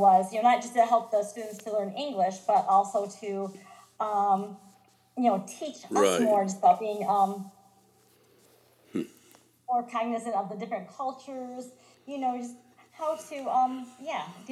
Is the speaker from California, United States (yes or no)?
no; Grant, Michigan, United States; moved away as an adult; now in Kokomo, United States; So I grew up in Grant, Michigan. It's a small town north of Grand Rapids.